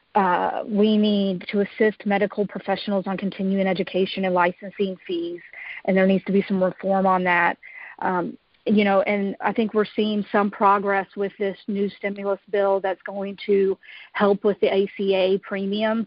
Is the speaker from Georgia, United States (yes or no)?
yes; Georgia, United States; I was born and raised here in Georgia